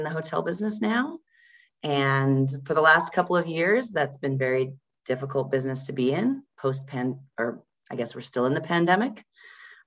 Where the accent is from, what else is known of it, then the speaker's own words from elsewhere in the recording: Denver, Colorado, United States; also born or lived in Iowa; We're based here in Denver, Colorado, my hometown